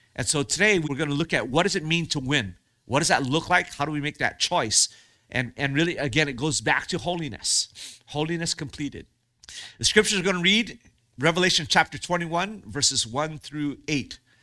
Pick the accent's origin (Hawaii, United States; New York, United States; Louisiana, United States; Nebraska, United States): Hawaii, United States; I grew up in Hawaii